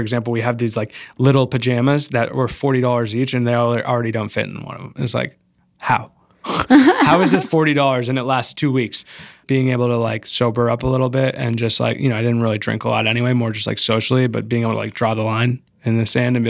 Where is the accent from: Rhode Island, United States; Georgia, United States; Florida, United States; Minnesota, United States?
Rhode Island, United States; My family's from Rhode Island. I grew up in Rhode Island, but I was bor